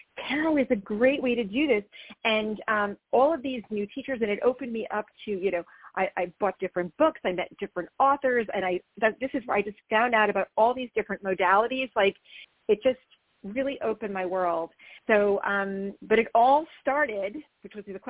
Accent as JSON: {"language": "English", "region": "New Jersey", "country": "United States", "tie": "born or raised there", "also_born_or_lived": "New York City", "said": "I grew up in New Jersey"}